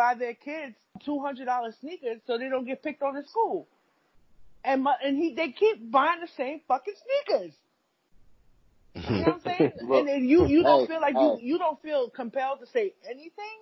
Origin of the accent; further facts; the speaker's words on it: New York City, New York, United States; I grew up in Brownsville.